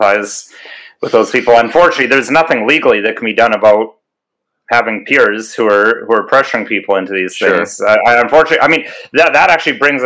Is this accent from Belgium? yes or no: no; Canada; me being a Canadian citizen and being a husband and father myself